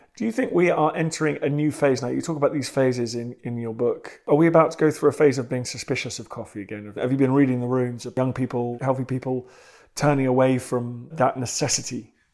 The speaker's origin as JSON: {"language": "English", "country": "United Kingdom", "accent": "British", "said": "As Brits"}